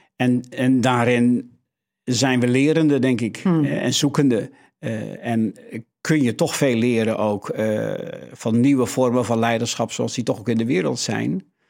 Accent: Netherlands; Dat zit echt in onze, ons DNA als, als Hollanders

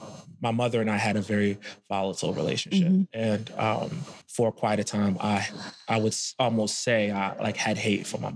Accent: Camden, New Jersey, United States; I was born in Camden, New Jersey

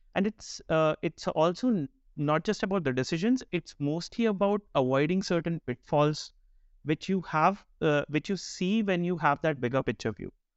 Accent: India; moved away as an adult; also born or lived in Bangalore, India; now in Denmark; I'm, I'm of Indian origin, currently based out of Denmark. Uh, recently moved there last year

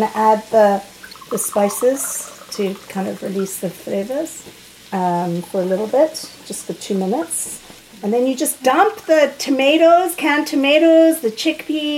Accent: Zimbabwe; moved away; I grew up in Zimbabwe, my house was the music house

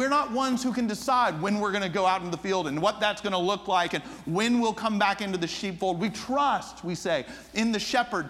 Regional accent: United States; also born or lived in Japan; I'm from the States, from America.

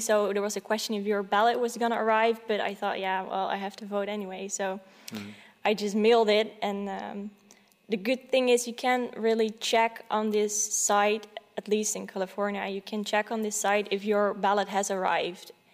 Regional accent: Netherlands; also born or lived in Silicon Valley, United States; I haven't lived there for very long, about th- three years, and then we went back to uh, the Netherlands.

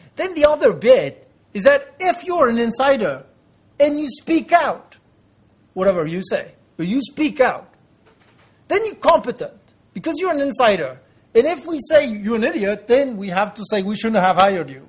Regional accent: France; in my home country, France

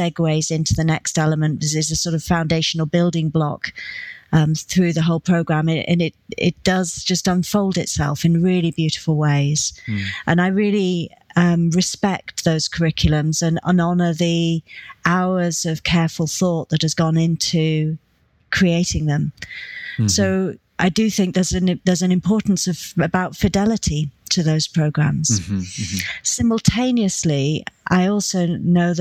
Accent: United Kingdom; as UK British people

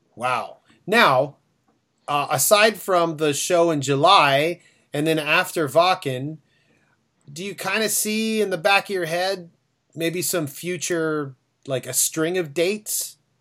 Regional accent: Toronto, Ontario, Canada; we're from Toronto.

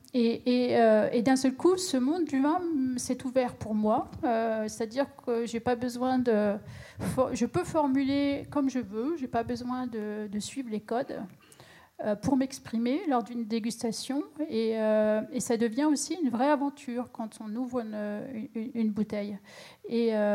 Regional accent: Champagne, Grand Est, France; je viens de la Champagne

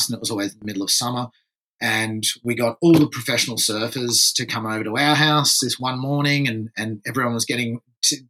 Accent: France; also born or lived in Torquay, Victoria, Australia; now in Byron Bay, Australia; I was actually born and grew up in France

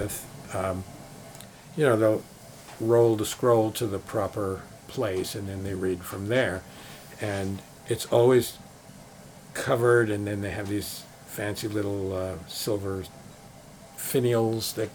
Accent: New York, United States; growing up in New York

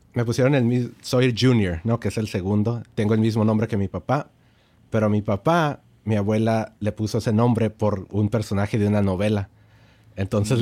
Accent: El Paso, Texas, United States; sí crecí en El Paso

